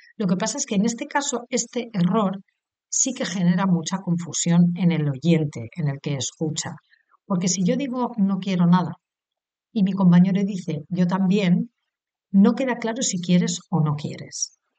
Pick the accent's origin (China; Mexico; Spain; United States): Spain; soy española, he nacido en España